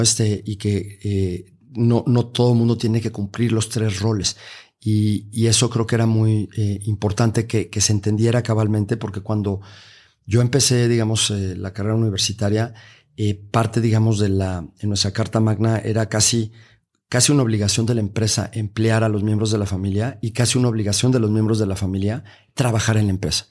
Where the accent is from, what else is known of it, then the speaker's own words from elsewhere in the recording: Mexico; en nuestro propio país